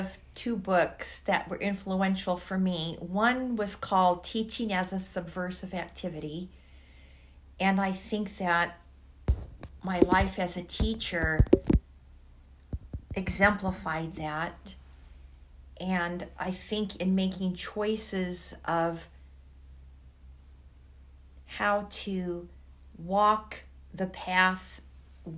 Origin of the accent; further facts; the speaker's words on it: Los Angeles, California, United States; moved away as an adult; also born or lived in Syria / New York; now in Harrisonburg, United States; if you're in California, as I was as a child, never learning the names of the indigenous people who lived in Los Angeles, where I was living